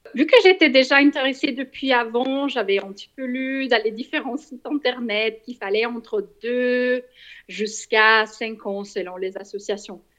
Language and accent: French; Switzerland; je suis suisse